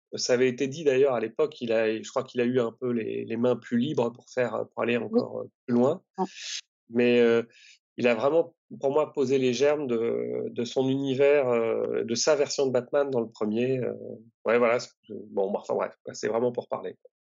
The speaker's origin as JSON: {"language": "French", "region": "Normandy", "country": "France", "said": "je suis originaire de Normandie"}